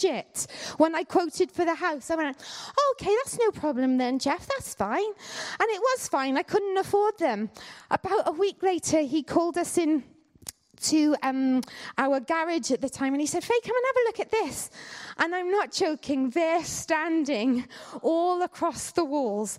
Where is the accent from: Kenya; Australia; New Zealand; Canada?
Canada; now in United Kingdom; I grew up in Canada